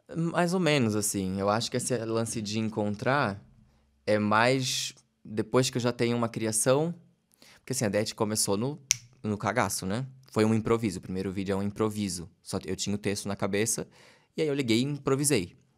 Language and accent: Portuguese; Santa Catarina, Brazil; accent: peixeiro; Eventualmente eu fico mais peixeiro quando estou em temporada fazendo, meu sotaque fica mais forte